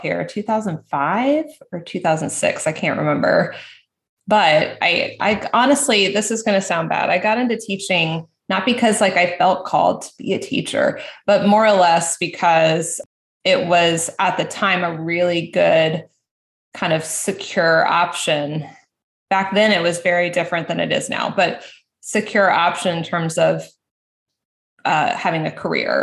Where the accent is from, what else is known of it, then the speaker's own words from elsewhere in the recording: Florida, United States; when we moved back to Florida. I'm from Florida.